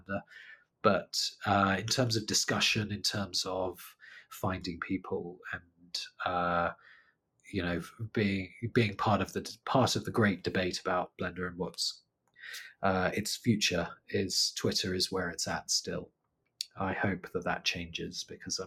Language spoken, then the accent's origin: English; United Kingdom; now in London, United Kingdom; I'm British